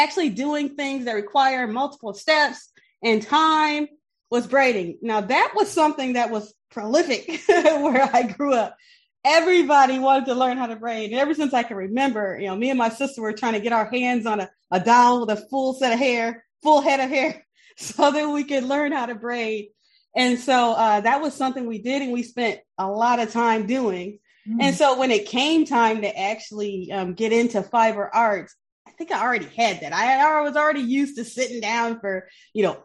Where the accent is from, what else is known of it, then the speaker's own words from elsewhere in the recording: Benton Harbor, Michigan, United States; moved away as an adult; now in South Bend, United States; I grew up in Benton Harbor, Michigan. It's Southwest Michigan, little small Rust Belt town, about 9,000 people.